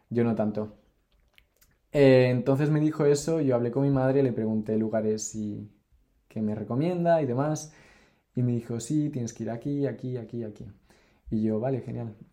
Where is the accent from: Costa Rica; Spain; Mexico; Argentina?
Mexico; Mexico City; born there; Y después fuimos a Ciudad de México, que es donde yo nací, cerquita